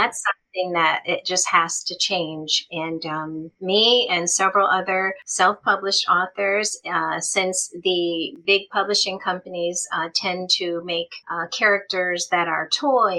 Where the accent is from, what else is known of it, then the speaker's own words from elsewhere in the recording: Michigan, United States; I am from Michigan